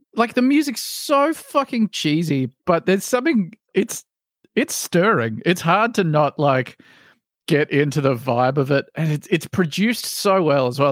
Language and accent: English; Australia; as an Australian